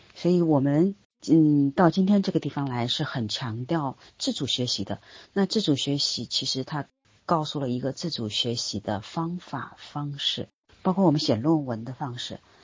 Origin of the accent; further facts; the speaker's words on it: China; 我们身在当今的中国